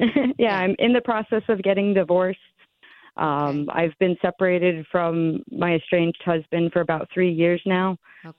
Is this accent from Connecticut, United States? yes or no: yes; Sherman, Connecticut, United States; moved away as an adult; also born or lived in Alaska; I'm born born and raised in Sherman, Connecticut